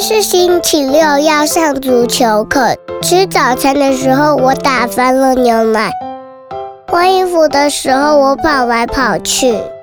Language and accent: Chinese; Taipei, Taiwan; 我来自台北。我读中班